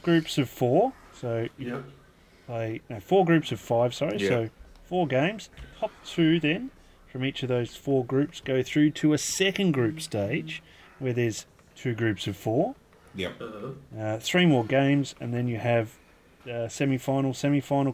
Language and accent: English; Australia; just being Australian